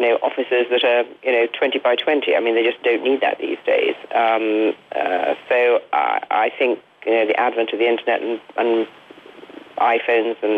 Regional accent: Derby, East Midlands, United Kingdom; I was born in Derby, which is a rather uninteresting town in the middle of England, and had a sort of perfectly normal middle-class sort of upbringing

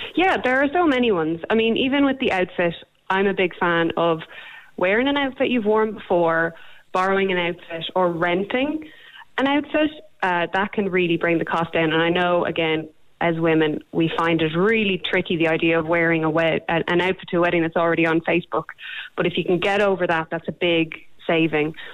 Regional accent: Ireland; we're Irish

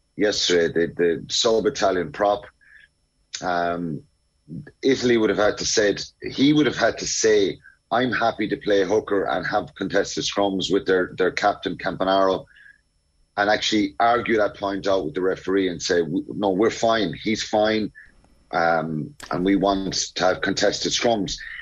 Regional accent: Ireland; as Irish uh, people were were nervous about kind of shooting for the stars

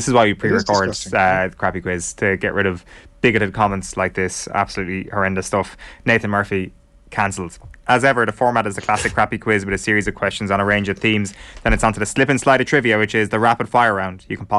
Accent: Ireland; we as Irish people

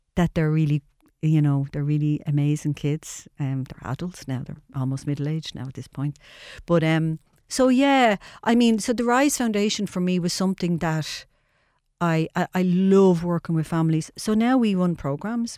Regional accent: Dublin, Leinster, Ireland; I was born and reared in Charlemagne Street in the tenements

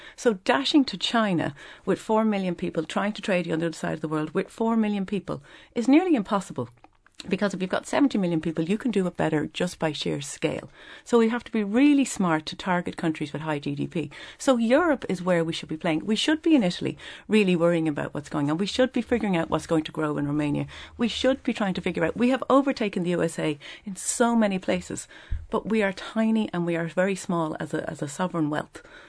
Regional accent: Dublin, Leinster, Ireland; I didn't realize I was a coachie 'cause I've always been a dub

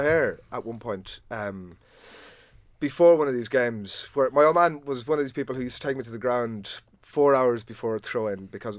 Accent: Athlone, Leinster, Ireland; I'm from Athlone

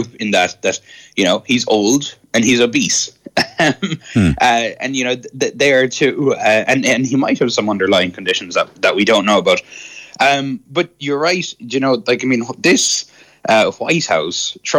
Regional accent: Ireland; now in United States; not being able to pronounce my THs as an Irish person

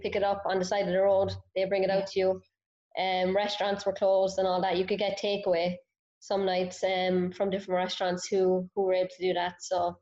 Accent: Cork, Munster, Ireland; moved away as an adult; now in Raleigh, United States; I grew up in Cork, small town

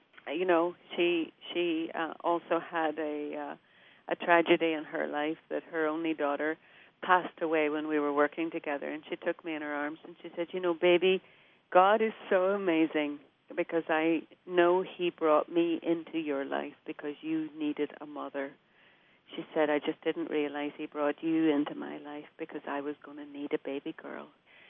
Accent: Derry, Northern Ireland, United Kingdom; I did. I grew up in a little row house on a hill.

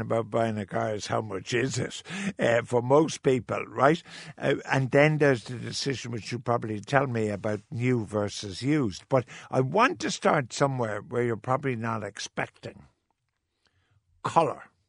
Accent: Cork, Munster, Ireland; I was born in Jewish quarter in Cork

